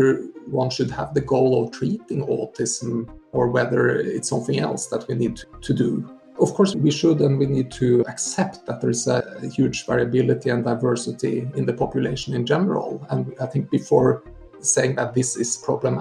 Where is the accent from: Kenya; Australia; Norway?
Norway; moved away as an adult; now in Sweden; I'm originally from Norway, but I'm, I guess, gradually getting more and more Swedish